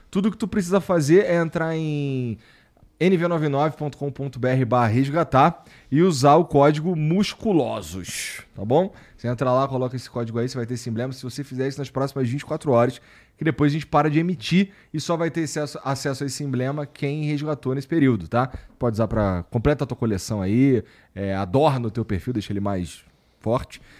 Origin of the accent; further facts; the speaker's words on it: Rio Branco, Acre, Brazil; moved away as an adult; now in São Paulo, Brazil; Eu sou de Rio Branco